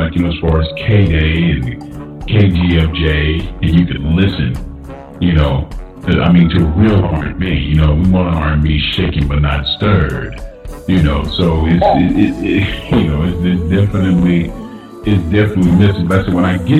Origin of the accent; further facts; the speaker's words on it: Los Angeles, California, United States; growing up in South Central Los Angeles, you had all the different, you know, mom and pop record stores